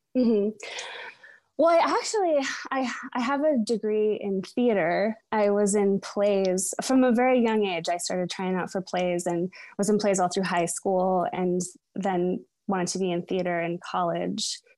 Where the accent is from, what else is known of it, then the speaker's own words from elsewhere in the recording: Edmonds, Washington, United States; also born or lived in Seattle; I was born in Seattle. I still live in Seattle. Um, but I was raised, um, in Edmonds, it's a little seatown about thirty minutes north of Seattle